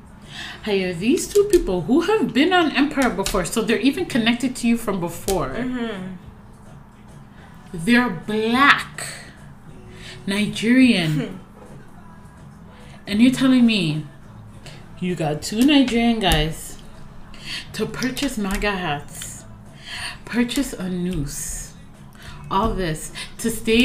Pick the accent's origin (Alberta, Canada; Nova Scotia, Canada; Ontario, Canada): Ontario, Canada; Toronto; I was born in Toronto. Yeah, so if someone asks, I'm from Toronto